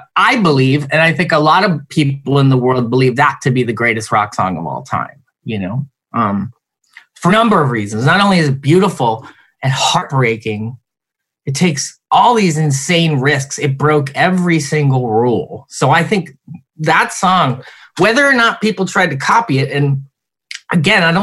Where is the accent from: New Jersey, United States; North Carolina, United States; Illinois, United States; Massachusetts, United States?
New Jersey, United States; moved away; we're all from Jersey